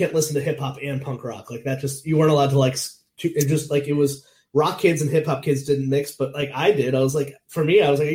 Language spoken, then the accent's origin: English; Meriden, Connecticut, United States; moved away as an adult; now in Rhode Island, United States; I grew up in Meriden, Connecticut, which is like in between Hartford, New Haven